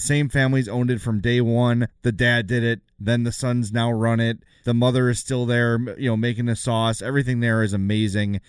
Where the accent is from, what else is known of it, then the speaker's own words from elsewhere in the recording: Oak Lawn, Illinois, United States; also born or lived in South Side, Chicago; now in Homewood, United States; I'm from the South Side, live in Homewood now, grew up in Oak Lawn